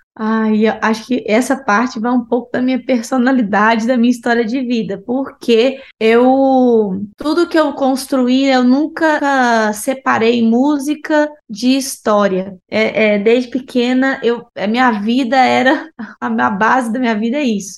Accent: Brasília, Federal District, Brazil; moved away; also born or lived in Uberlândia, Brazil / Denmark / United States; Sou de Brasília, Uberlândia também, que é uma cidade que eu vivi durante muitos anos.

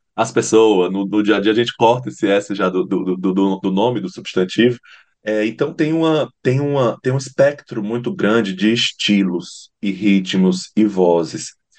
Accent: Fortaleza, Ceará, Brazil; moved away as an adult; also born or lived in Paranaguá; now in Curitiba, Brazil; amo Fortaleza, amo, meu, amo o lugar de onde eu venho

